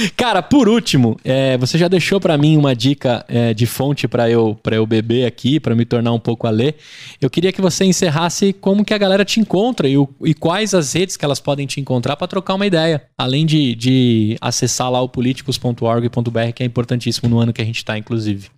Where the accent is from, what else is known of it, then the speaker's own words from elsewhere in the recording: Brazil; nós como brasileiros